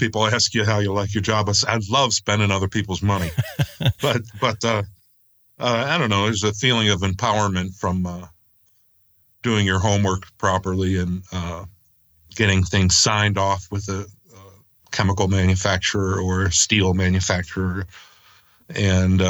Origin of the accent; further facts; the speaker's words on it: Cuyahoga Falls, Ohio, United States; I am from Cuyahoga Falls, Ohio, which is a suburb of Akron, Ohio